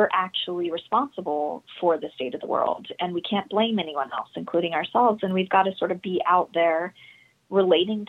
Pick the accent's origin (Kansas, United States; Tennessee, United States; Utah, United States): Utah, United States; I'm from Utah